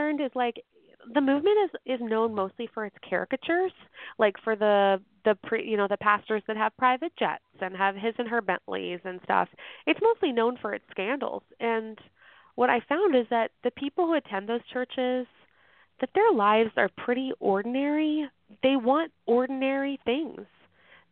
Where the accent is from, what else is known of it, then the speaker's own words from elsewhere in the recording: middle of Canada, central Canada, Canada; moved away as an adult; now in North Carolina, United States; I'm Canadian, so this was not normally my bag. I'm from like the middle of Canada